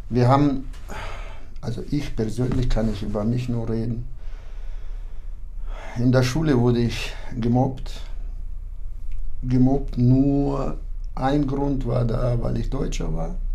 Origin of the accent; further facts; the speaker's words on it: Kyrgyzstan; moved away; also born or lived in Kazakhstan; Meine Eltern beide sind deutsch und wir waren bis zur zweiten Klasse lebten wir in Kasachstan und dann sind wir umgesiedelt nach Kirgisistan und da bin ich aufgewachsen.